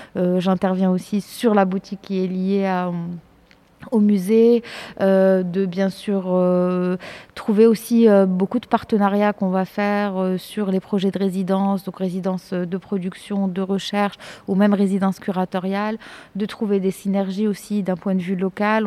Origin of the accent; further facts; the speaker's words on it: Morocco; moved away as an adult; also born or lived in France; je suis marocaine euh, j'ai grandi enfin je suis née j'ai grandi au Maroc de famille de parents marocains